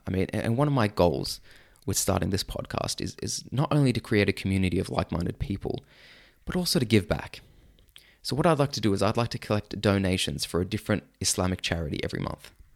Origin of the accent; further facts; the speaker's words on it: Sydney, New South Wales, Australia; I grew up in Sydney, Australia